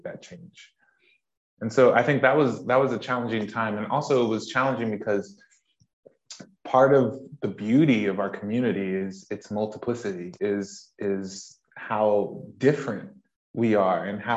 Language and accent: English; United States; moved away as an adult; now in United Kingdom; as you can tell from my accent, I am from the States, but I have been in the UK for 6 years